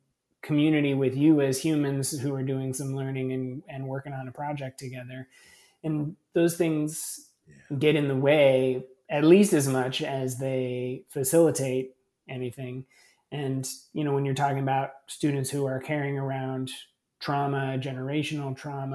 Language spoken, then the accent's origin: English; California, United States; And I was this lunatic from California who had all these weird progressive ideas about education.